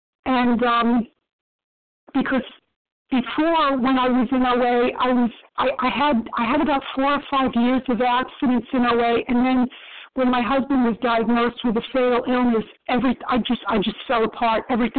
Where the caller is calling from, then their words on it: Maryland, United States; I'm calling from Maryland.